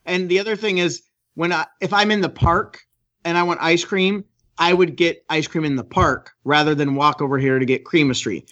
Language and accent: English; San Diego, California, United States; now in Orange County, United States; I grew up in San Diego. I live in Orange County